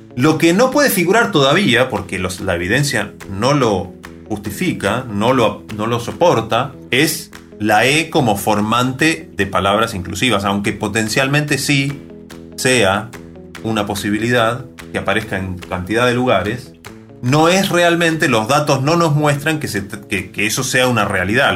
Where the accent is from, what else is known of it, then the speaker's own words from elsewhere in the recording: Argentina; los hablantes de Argentina